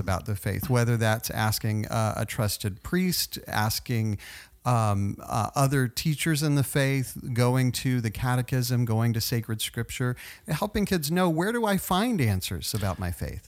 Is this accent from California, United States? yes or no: no; Tulsa, Oklahoma, United States; moved away; also born or lived in Virginia / College Station, Texas; I grew up in Tulsa